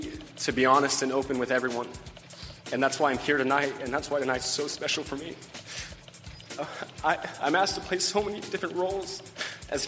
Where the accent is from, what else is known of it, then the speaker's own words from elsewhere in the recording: Kansas, United States; also born or lived in Hot Springs, United States; First of all, I grew up in Kansas. I also spent 6 years in Hot Springs, which is where Chad's from, and his family's still there.